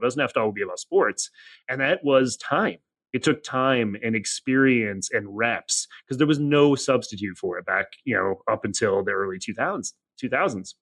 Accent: Janesville, Wisconsin, United States; moved away as an adult; now in Cincinnati, United States; came here for school, but actually grew up in uh, Janesville, Wisconsin, a relatively small town

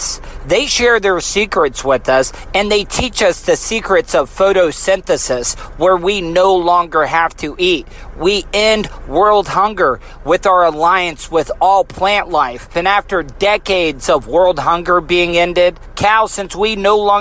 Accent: United States; I'm also an American

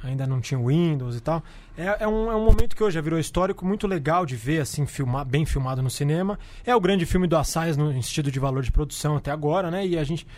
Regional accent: São Paulo, Brazil; como paulistano

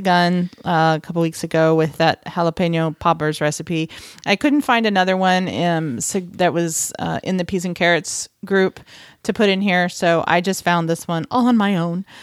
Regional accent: Texas, United States; moved away; I am from Texas

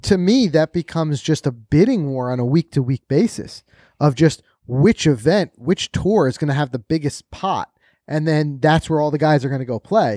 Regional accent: New York, United States; us New Yorkers.

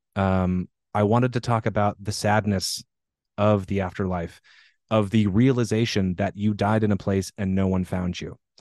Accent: Pacific Northwest, United States; born or raised there

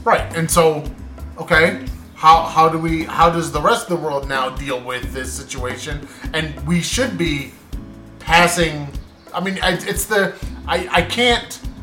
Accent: United States; I'm American

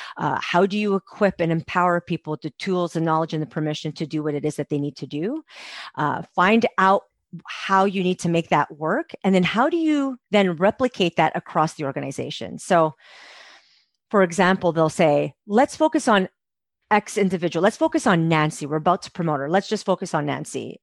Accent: Montreal, Quebec, Canada; moved away as an adult; now in Calgary, Canada; I'm from Montreal

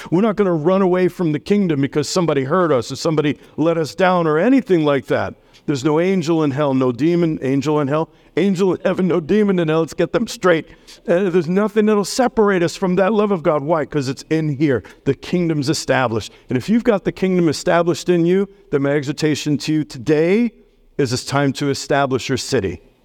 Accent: New York City, New York, United States; now in Millersburg, United States; I'm from New York City.

